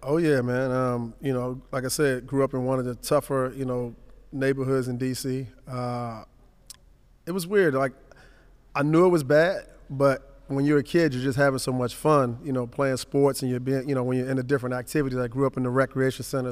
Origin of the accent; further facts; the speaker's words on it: Washington, District of Columbia, United States; I grew up in Southeast Washington, Langston